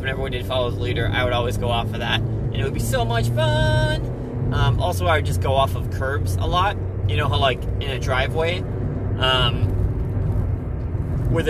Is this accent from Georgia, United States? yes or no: no; Inver Grove Heights, Minnesota, United States; growing up in Inver Grove Heights, Minnesota. Born and raised all my years there in Minnesota